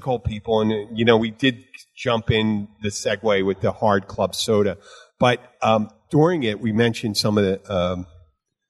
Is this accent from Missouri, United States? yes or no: no; Florida, United States; I'm from Florida